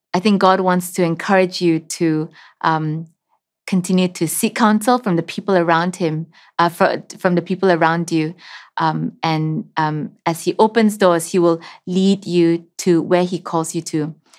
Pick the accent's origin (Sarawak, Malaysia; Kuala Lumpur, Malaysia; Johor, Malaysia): Sarawak, Malaysia; I'm from Sarawak, from the Lunbang tribe that lives in the Barrio Baclalan Highlands